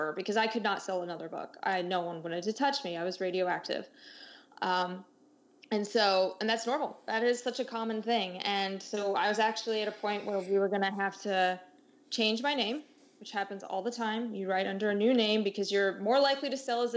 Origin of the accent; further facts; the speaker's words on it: United States; moved away as an adult; also born or lived in Germany; being an American abroad